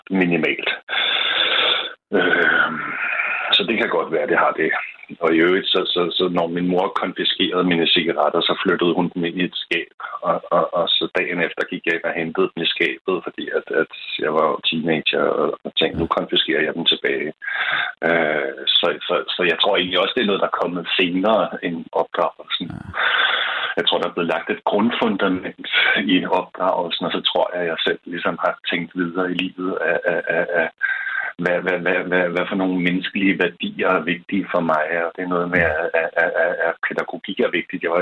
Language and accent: Danish; Denmark; jeg havde bare aldrig tænkt over, at affald skulle sorteres og sendes et sted hen øh, hjemme i Danmark.